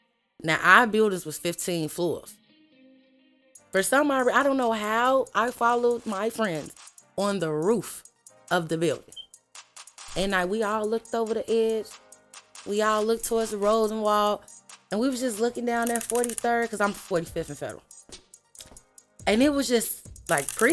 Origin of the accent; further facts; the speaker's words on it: Chicago, Illinois, United States; I'm from the South Side, low end, Robert Taylor Projects